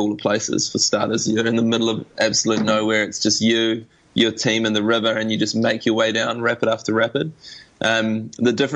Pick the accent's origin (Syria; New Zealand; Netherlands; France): New Zealand; Being a Kiwi